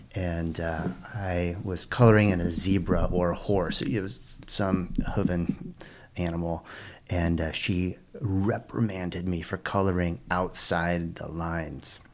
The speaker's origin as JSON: {"language": "English", "town": "Pasadena", "region": "California", "country": "United States", "tie": "born or raised there", "also_born_or_lived": "Oakland, California", "said": "I was born in Pasadena, California. Pasadena is in, uh, it's a suburb of Los Angeles."}